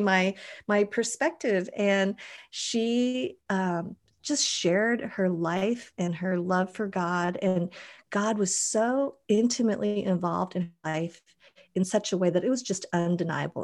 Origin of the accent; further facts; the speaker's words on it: Boulder, Colorado, United States; moved away as an adult; now in Mission Viejo, United States; I grew up in Boulder, which is totally granola